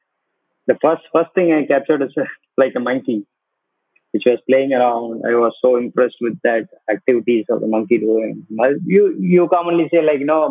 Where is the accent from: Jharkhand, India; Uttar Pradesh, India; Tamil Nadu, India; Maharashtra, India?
Tamil Nadu, India; Coimbatore; also born or lived in Valparai, Tamil Nadu / Kerala / United Kingdom; brought up in Coimbatore with my granny.